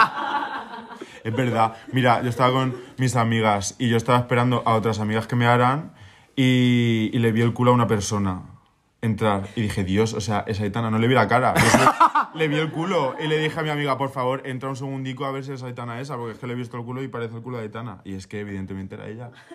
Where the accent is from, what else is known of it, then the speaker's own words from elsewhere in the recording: Minaya, Castilla-La Mancha, Spain; moved away; yo estaba en mi pueblo, que es Minaya, en Albacete